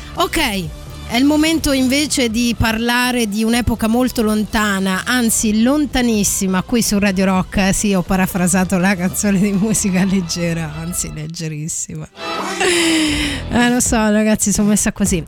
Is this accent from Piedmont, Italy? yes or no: no; Abruzzo, Italy; abbiamo parlato bene dell'Abruzzo, mia terra d'origine